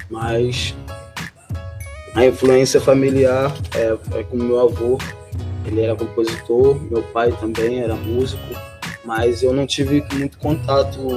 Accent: Rio de Janeiro, Brazil; E é isso, gente. sou do Jardim Catarina, cantor compositor.

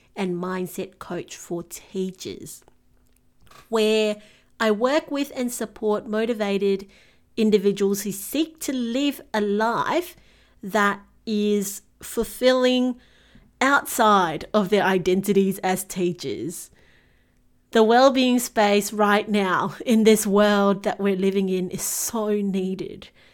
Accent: Singapore; moved away as an adult; now in Melbourne, Australia; I was born and bred in Singapore and made the move to Melbourne in Australia

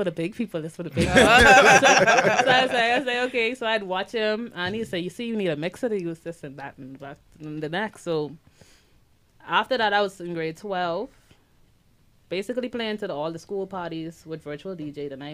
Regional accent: Eleuthera, Bahamas; moved away; also born or lived in Abaco; I'm an island girl. I'm from Eleuthera, and I moved to Abaco

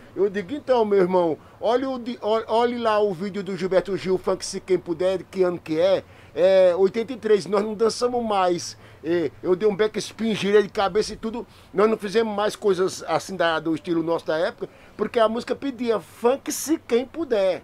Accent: Brazil; Nós somos do Brasil

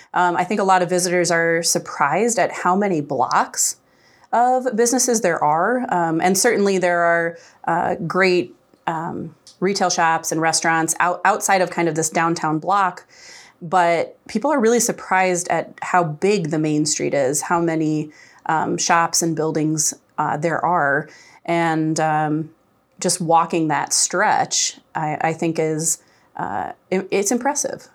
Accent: Decorah, Iowa, United States; also born or lived in Des Moines; I moved to Decorah in eighth grade and went to high school here, uh, and it's, it's definitely the town when people ask me where my, my hometown is, um, I always say Decorah, Iowa

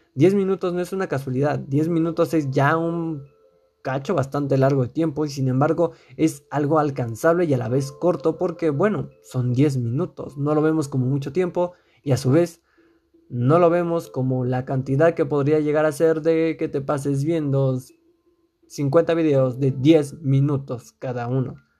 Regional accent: Mexico; yo eh, resido dentro del país de México y pues aquí en mi país

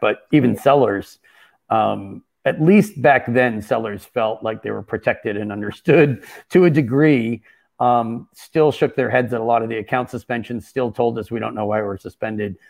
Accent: Boston, Massachusetts, United States; moved away as an adult; also born or lived in Berkeley, California / Seattle / Brooklyn, New York; I'm originally from the Boston area, and that's where I currently reside

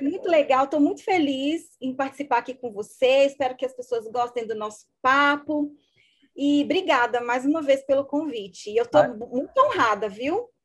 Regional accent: Juiz de Fora, Minas Gerais, Brazil; moved away as an adult; also born or lived in Belo Horizonte / Porto Alegre; now in João Pessoa, Brazil; eu sou mineira, sou de Juiz de Fora

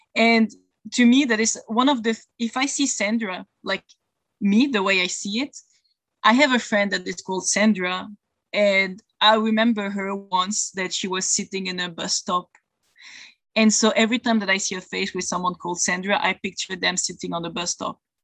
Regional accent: Belgium; I'm from Belgium and I live there in Europe

